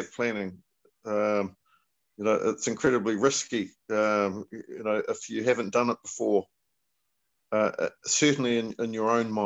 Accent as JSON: {"language": "English", "country": "New Zealand", "said": "a New Zealander, a Kiwi, like myself"}